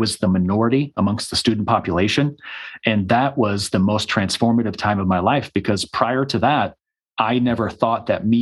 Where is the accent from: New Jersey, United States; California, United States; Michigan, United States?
Michigan, United States; moved away as an adult; also born or lived in Arizona; I immediately went to a university that was about 45 minutes from my hometown.